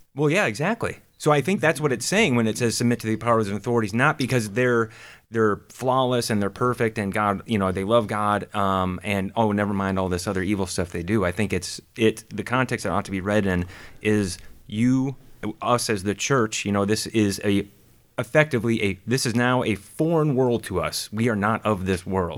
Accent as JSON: {"language": "English", "region": "Minnesota", "country": "United States", "tie": "born or raised there", "also_born_or_lived": "Florida", "moved": "yes", "said": "I grew up in Minnesota"}